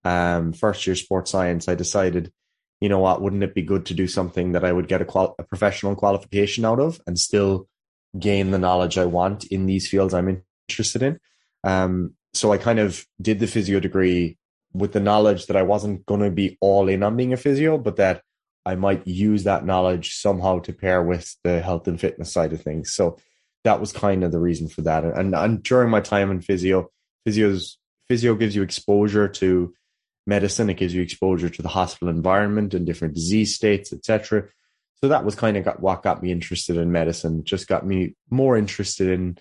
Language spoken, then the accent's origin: English; Killarney, Munster, Ireland; I'm from Killarney, County Kerry, here in Ireland